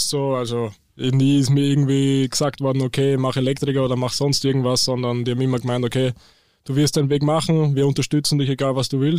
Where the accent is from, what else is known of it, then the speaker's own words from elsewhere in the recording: Eisenstadt, Burgenland, Austria; now in Hamburg, Germany; ich komme aus Österreich, genauer zu sein aus Eisenstadt, das ist in Burgenland. Ähm, ja, dort, das ist auf jeden Fall nicht typisch für Österreich, weil dort gibt es nicht wirklich Berge, eher mehr Weinberge. Und ja, ziemlich viel Flachland